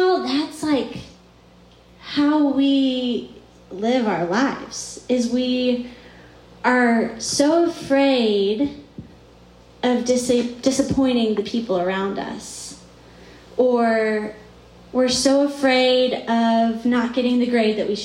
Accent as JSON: {"language": "English", "town": "Charlottesville", "region": "Virginia", "country": "United States", "also_born_or_lived": "Atlanta, Georgia / Athens, Georgia", "moved": "as an adult", "lives_now": "Richmond, United States", "said": "I'm originally from Virginia"}